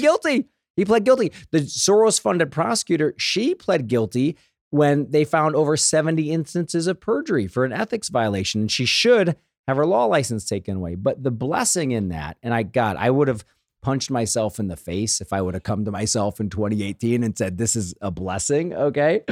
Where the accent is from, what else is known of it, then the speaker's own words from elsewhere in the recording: St. Louis, Missouri, United States; When I was a kid, right, growing up in Saint Louis, we had the Saint Louis Post Dispatch in our house